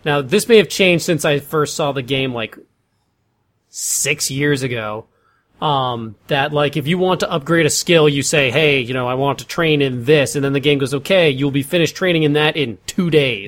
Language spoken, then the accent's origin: English; United States; me being from the United States